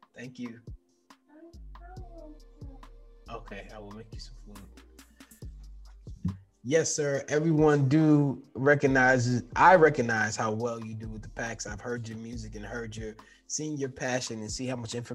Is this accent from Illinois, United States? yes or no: no; New York, United States; we were both born and raised in New York